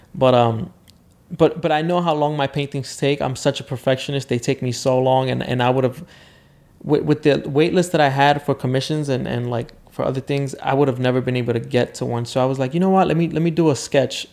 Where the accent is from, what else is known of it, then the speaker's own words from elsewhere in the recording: New York City, New York, United States; I grew up in the South Bronx, super poor